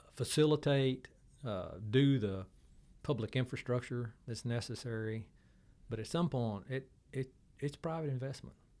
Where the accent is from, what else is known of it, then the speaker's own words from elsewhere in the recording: Waco, Texas, United States; I was from Waco